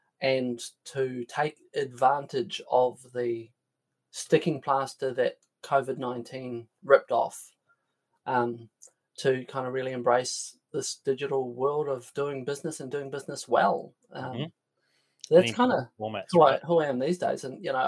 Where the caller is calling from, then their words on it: Auckland, New Zealand; I'm patching in from north of Auckland in NZ in my little barn.